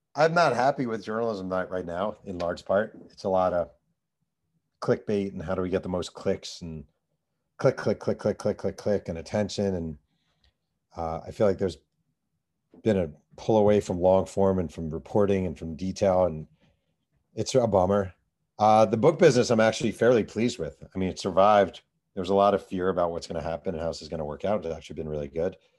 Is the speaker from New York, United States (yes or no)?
yes; New York, United States; I grew up in New York. I was thirteen, fourteen that summer.